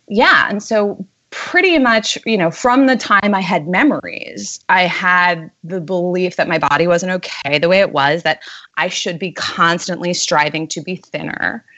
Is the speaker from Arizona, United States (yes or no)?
no; New York City, New York, United States; moved away as an adult; now in San Francisco, United States; Born and raised Manhattan. Ah. I grew up on Union Square.